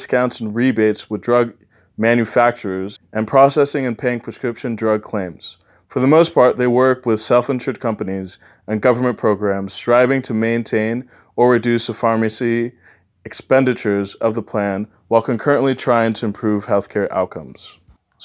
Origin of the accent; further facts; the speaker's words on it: Southern California, United States; moved away as an adult; now in Ithaca, New York, United States; I come from Southern California, where I lived my entire life before coming here to Cornell